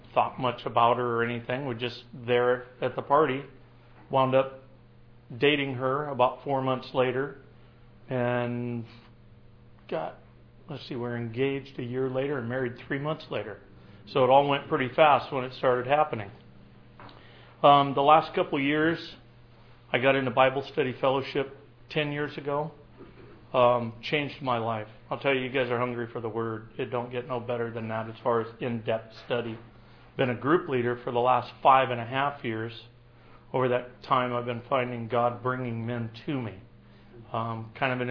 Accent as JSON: {"language": "English", "town": "Tacoma", "region": "Washington", "country": "United States", "tie": "born or raised there", "said": "I grew up in the Tacoma, Puyallup area"}